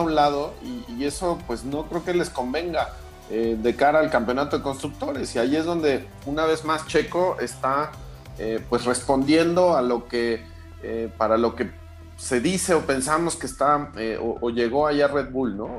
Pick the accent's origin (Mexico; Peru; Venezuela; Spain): Mexico; como mexicano